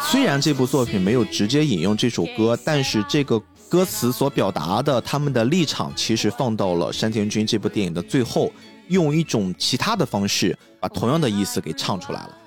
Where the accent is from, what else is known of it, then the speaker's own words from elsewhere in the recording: China; 我们中国人